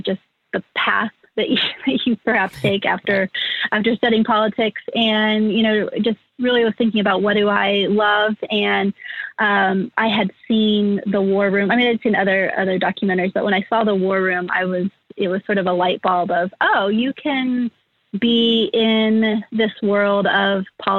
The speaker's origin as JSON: {"language": "English", "region": "Indiana", "country": "United States", "tie": "born or raised there", "also_born_or_lived": "Los Angeles, United States", "moved": "as an adult", "said": "I'm from the Midwest. I grew up and spent sort of the first half of my life in Indiana."}